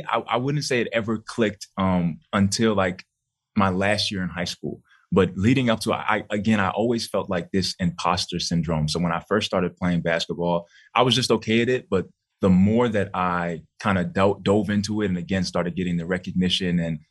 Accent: New York City, New York, United States; Yeah, so I grew up in Bronx, New York.

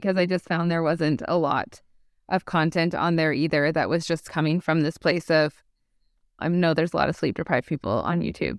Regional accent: Canada; We're Canadian. We like to put the U.

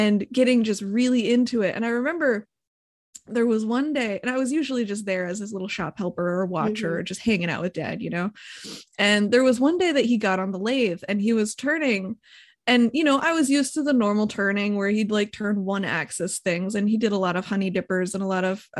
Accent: Hesperia, Michigan, United States; also born or lived in Fremont, Michigan; I grew up in Hesperia, Michigan, and not very many people know where that is because it's in the middle of absolute nowhere

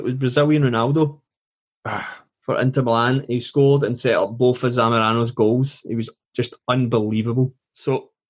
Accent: Scotland, United Kingdom; being Scottish

